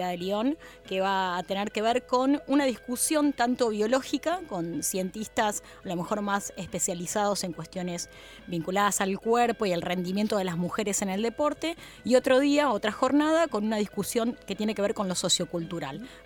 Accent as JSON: {"language": "Spanish", "town": "Chacarita", "region": "Buenos Aires", "country": "Argentina", "said": "tengo 12 años y soy de Chacarita."}